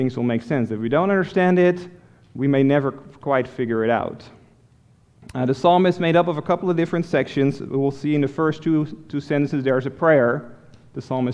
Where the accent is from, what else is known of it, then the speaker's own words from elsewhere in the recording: Netherlands; moved away as an adult; now in United States; I grew up in Holland, in Europe. And I didn't come to America until after I met Elisa